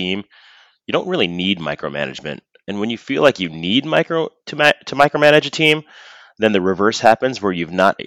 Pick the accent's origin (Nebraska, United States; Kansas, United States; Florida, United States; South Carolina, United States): Nebraska, United States; also born or lived in Lincoln, Nebraska / Omaha, Nebraska; I'm from Nebraska